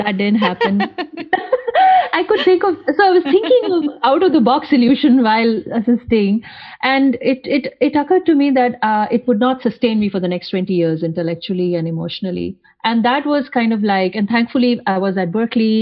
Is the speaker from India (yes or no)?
yes; North India, India; moved away as an adult; now in United States; when I was in my home country, India